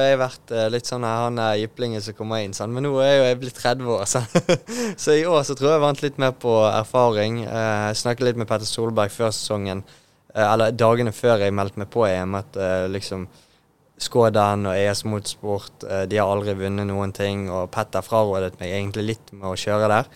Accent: Bergen, Vestland, Norway; å være bergenser og Åsane-bo

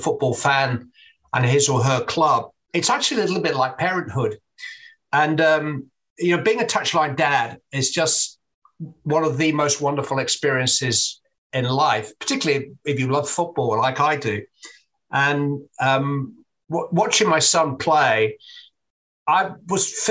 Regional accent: England, United Kingdom; I'm an Englishman

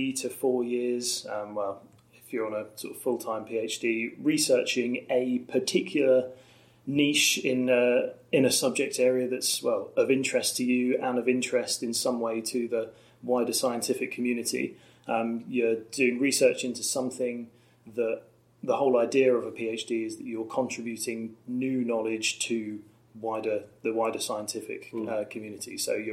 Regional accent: Norwich, East of England, United Kingdom; you know it because we live here, but you speak to lots of people and you say, yeah, I'm from Norwich, and you just get, oh... Where's that?

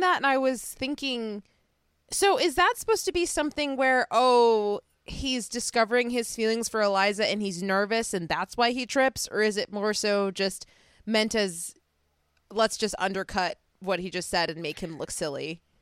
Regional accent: Chicago, Illinois, United States; accent: Chicago; my Chicago accent

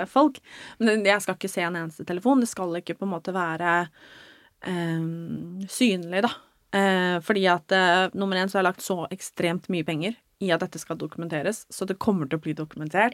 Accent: Norway; moved away; hjemme i Norge

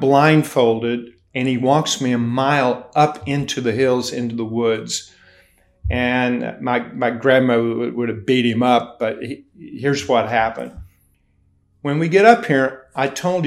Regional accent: Hazard, Kentucky, United States; also born or lived in Ashland, Kentucky; I was born and raised in Appalachia in Ashland, Kentucky. I was born, but shortly after that, my parents had no money, and we moved on up into the hills. And so I was raised in McRoberts Holler, a suburb of Hazard, Kentucky

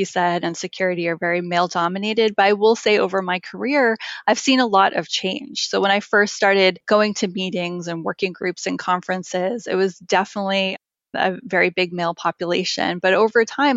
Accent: Massachusetts, United States; I was born and raised in Massachusetts

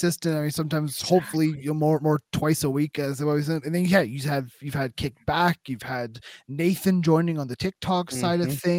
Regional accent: Canada; as a Canadian perspective

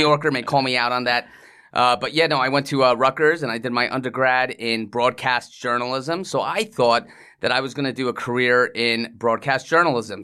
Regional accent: England, United Kingdom; moved away; also born or lived in Iceland / New York; I was born in England, so I'm, I, I have a British

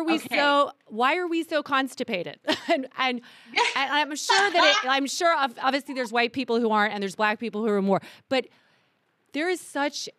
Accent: the South, United States; I grew up in the South

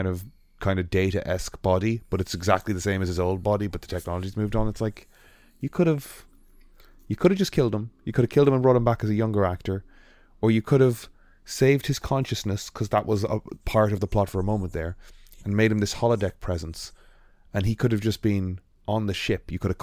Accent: Ireland; accent: Irish; This is an Irish accent, I'm Irish.

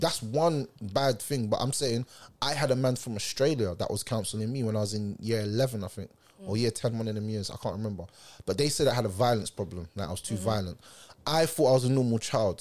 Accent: London, United Kingdom; I'm from South

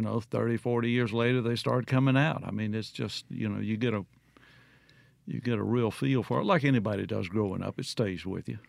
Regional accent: Mississippi Delta, United States; moved away; you grow up there and seeing that flat line off in the distance

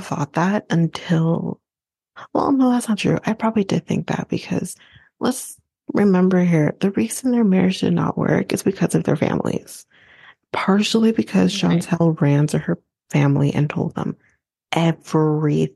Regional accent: Canada; I'm Canadian

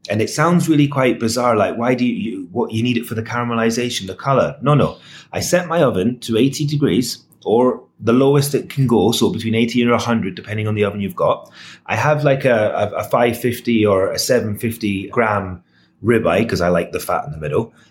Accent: Scotland, United Kingdom; and I'm Scottish, so I am a bourbon, I am a whiskey

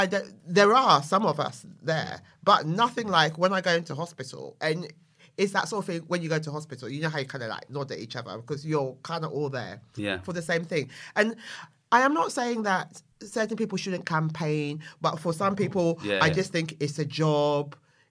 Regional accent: London, United Kingdom; Yeah, I am. And hello to my Bermondsey boys.

